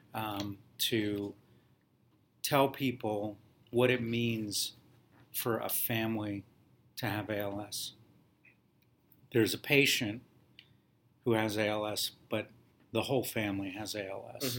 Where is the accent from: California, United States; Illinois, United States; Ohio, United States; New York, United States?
Ohio, United States; Columbus; moved away as an adult; now in New Jersey, United States; when you're from Ohio